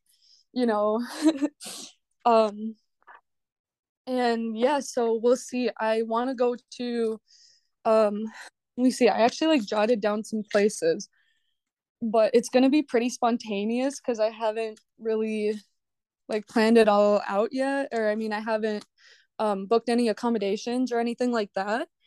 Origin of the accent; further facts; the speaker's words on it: Belarus; now in Minnesota, United States; I'm actually from Eastern Europe. I'm from Belarus.